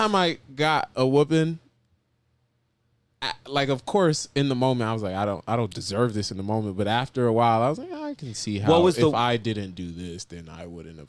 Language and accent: English; New Jersey, United States; moved away; also born or lived in Florida; especially when I moved from Jersey to Florida.